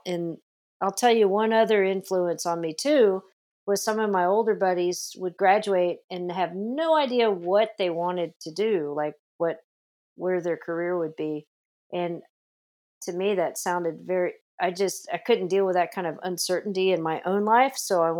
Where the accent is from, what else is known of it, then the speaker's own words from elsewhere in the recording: Las Vegas, Nevada, United States; born there; now in California, United States; I was born in Las Vegas initially, but California was really calling my name with all the movies and all the music coming out of California.